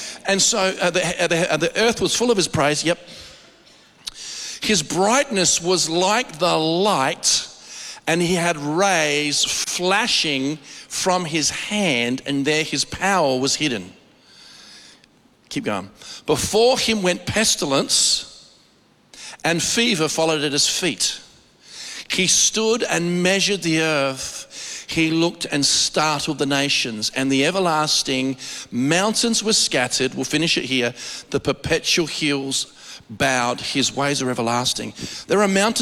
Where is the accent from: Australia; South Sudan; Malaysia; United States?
Australia